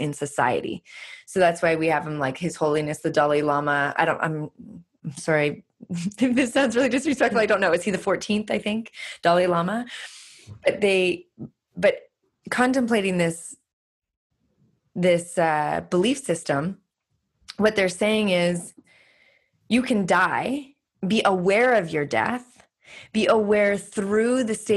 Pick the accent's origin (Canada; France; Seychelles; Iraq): Canada; moved away; also born or lived in California; I'm Canadian